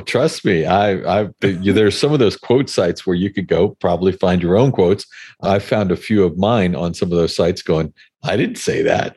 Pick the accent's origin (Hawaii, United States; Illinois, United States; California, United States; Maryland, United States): Hawaii, United States; I grew up in Hawaii